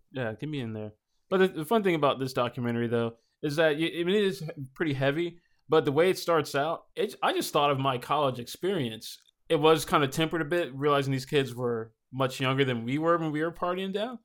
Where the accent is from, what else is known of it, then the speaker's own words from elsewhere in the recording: Nashville, Tennessee, United States; I grew up here in Nashville in the inner city